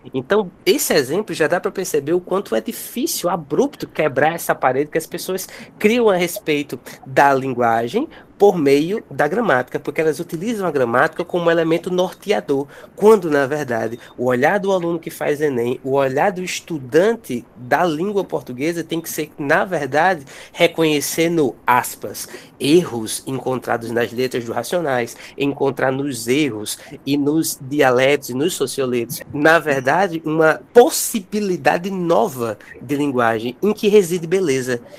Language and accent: Portuguese; Brazil; nós enquanto brasileiros